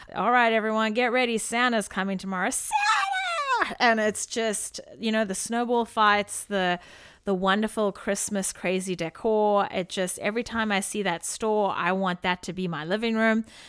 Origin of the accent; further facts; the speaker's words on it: South Africa; As a South African living in South Africa